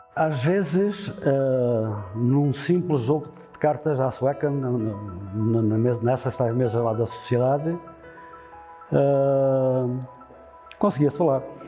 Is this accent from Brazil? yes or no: no; Vila Verde de Ficalho, Alentejo, Portugal; nasci aqui em Vila Verde Ficalho a 4